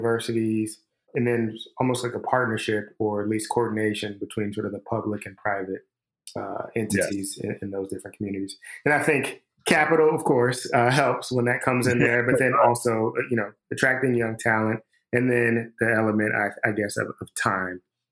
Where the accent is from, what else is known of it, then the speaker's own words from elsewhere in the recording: Atlanta, Georgia, United States; now in Chicago, United States; I'm from the South as well. I'm from Atlanta.